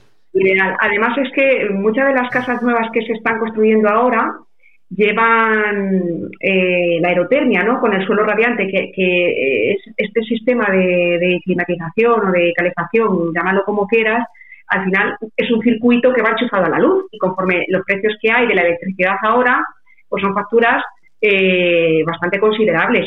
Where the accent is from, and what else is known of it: Membrilla, Castilla-La Mancha, Spain